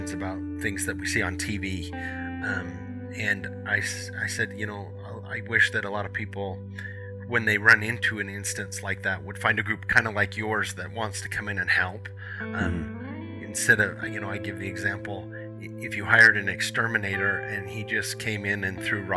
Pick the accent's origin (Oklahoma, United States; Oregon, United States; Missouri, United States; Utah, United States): Utah, United States; Hyrum; I grew up in Hiram.